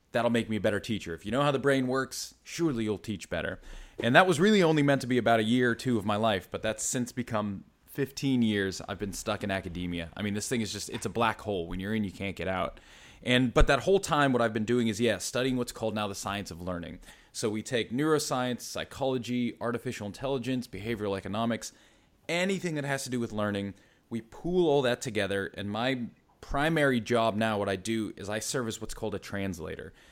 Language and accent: English; East Coast, United States; You can tell I'm stateside originally, so East Coast, then kind of moved all around.